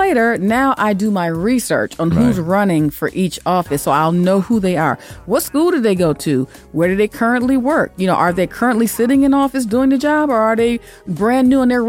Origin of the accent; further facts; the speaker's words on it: Detroit, Michigan, United States; I'm from Detroit.